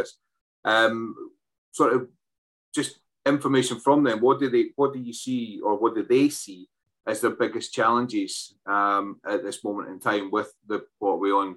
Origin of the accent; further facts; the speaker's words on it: Scotland, United Kingdom; We are two Scotsmen